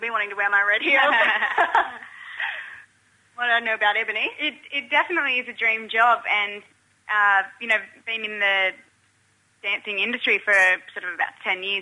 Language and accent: English; Mount Isa, Queensland, Australia; I'm actually from Mount Isa